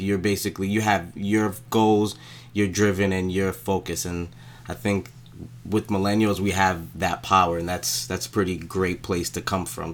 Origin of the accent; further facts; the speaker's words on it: New York City, New York, United States; I was again born and raised in Brooklyn, and my family's actually from Haiti, so I'm a Haitian American